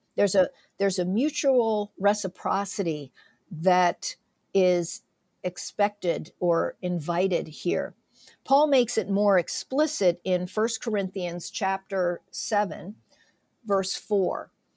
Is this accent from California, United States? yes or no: no; south central Pennsylvania, United States; my husband and I, raised in south central Pennsylvania